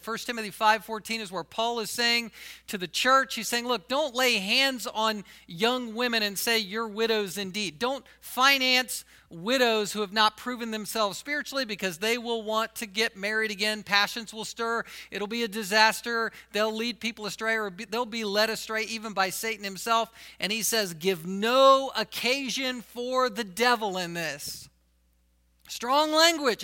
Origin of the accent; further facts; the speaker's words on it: the South, United States; I was from the South